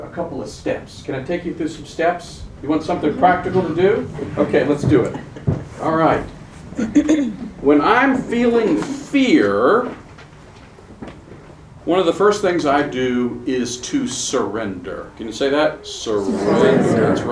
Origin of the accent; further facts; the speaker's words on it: Charlotte, North Carolina, United States; I'm from Charlotte, North Carolina